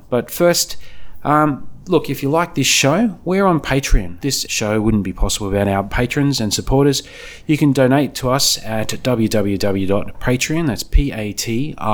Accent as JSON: {"language": "English", "town": "Canberra", "region": "Australian Capital Territory", "country": "Australia", "said": "Ideas are international, but we're from Canberra."}